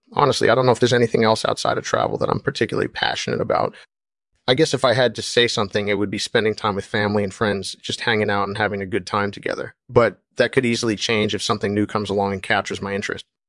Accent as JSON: {"language": "English", "country": "Australia", "also_born_or_lived": "Illinois, United States / Colorado, United States", "moved": "as an adult", "said": "I'm originally from Australia, but I've been all over the world."}